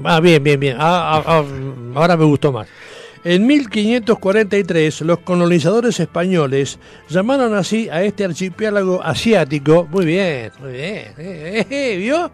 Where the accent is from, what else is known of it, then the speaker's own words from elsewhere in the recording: Buenos Aires, Argentina; soy de Villa del Parque